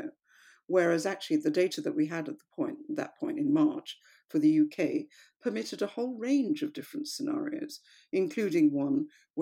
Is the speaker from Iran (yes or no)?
no; India; now in United Kingdom; I come from India